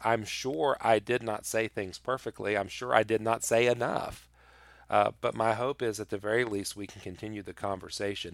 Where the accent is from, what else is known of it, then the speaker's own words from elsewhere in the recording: United States; I love being an American